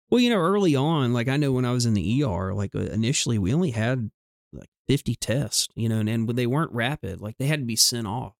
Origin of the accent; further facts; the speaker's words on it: the South, United States; we grew up in the South